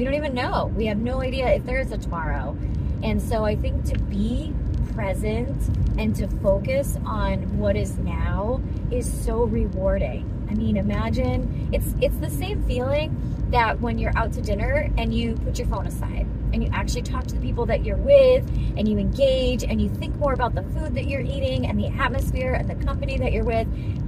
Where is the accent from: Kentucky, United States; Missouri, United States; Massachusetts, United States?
Massachusetts, United States; born there; also born or lived in Pittsburgh; now in North Carolina, United States; So I'm originally from Massachusetts and I've lived all over the place. So I was born in Massachusetts. I got my certification in Pittsburgh and now I'm in North Carolina